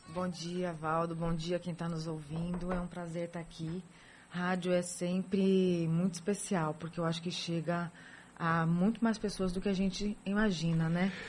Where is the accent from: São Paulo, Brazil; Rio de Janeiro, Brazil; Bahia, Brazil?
São Paulo, Brazil; moved away as an adult; now in Salvador, Brazil; Nasci em São Paulo, hum. estudei, nasci, estudei e com 20 e poucos anos, 28 anos, vim para Salvador